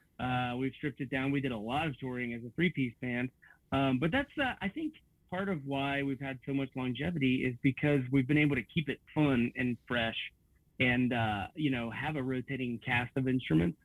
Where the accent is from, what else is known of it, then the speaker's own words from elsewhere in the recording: Bethel, Ohio, United States; my hometown of Bethel, Ohio